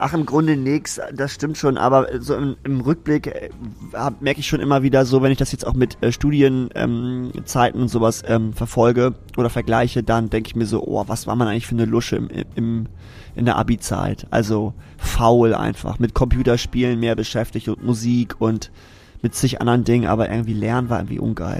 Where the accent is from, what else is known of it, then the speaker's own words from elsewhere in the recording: Zeven, Lower Saxony, Germany; Ich komme aus Zeven